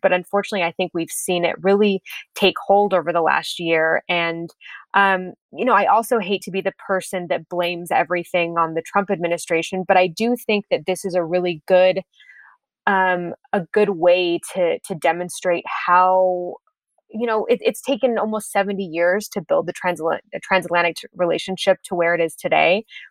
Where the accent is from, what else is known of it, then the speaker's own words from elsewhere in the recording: United States; moved away as an adult; also born or lived in Berlin, Germany; as an American citizen